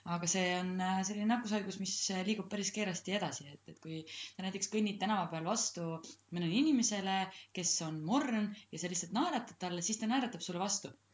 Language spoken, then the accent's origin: Estonian; Rõuge, Võru County, Estonia; moved away; also born or lived in Tallinn; ma kasvasin kuskil Rõuges